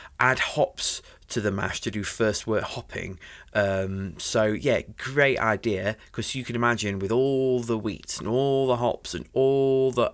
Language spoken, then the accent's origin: English; Sheffield, Yorkshire and the Humber, United Kingdom; us kind people from Sheffield